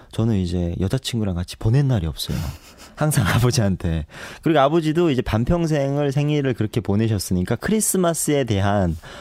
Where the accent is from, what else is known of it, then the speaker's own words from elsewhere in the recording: North Korea; now in South Korea; 북한에서 온